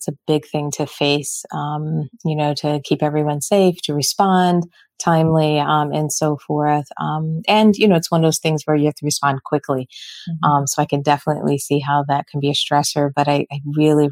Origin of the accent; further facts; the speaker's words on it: Philadelphia, Pennsylvania, United States; moved away; also born or lived in Michigan; I'm originally from Philly